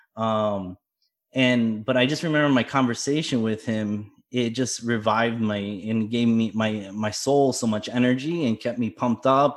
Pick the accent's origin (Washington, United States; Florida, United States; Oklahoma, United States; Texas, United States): Florida, United States; South; I was born in Florida